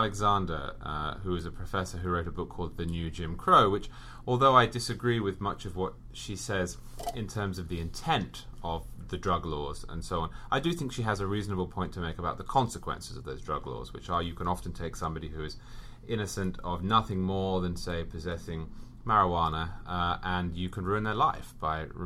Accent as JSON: {"language": "English", "region": "England", "country": "United Kingdom", "tie": "born or raised there", "moved": "as an adult", "lives_now": "New York, United States", "said": "I'm British. I was raised in England. I spent 26 years in England"}